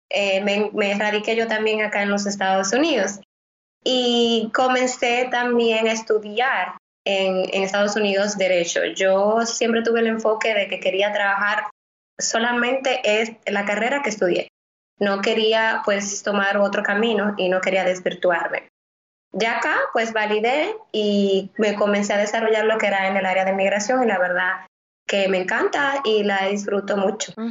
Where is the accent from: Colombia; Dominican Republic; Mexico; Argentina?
Dominican Republic; Santo Domingo, Distrito Nacional; moved away as an adult; now in Miami, United States; yo nací en República Dominicana, soy de la capital de Santo Domingo y pues estudié de Derecho eh, desde pequeñita, la verdad, siempre quise ser abogada. Y cuando vengo acá a vivir a los Estados Unidos